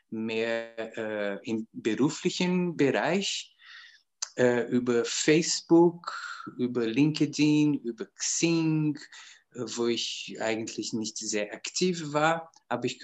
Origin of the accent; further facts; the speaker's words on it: Brazil; German is a second language; moved away as an adult; now in Austria; ich bin aus Brasilien nach Österreich gekommen, um Musik zu studieren.